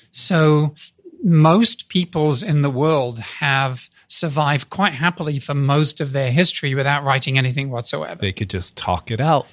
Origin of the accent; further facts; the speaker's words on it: United Kingdom; moved away as an adult; now in United States; I'm a Brit walking around in the US. I've been here 38 years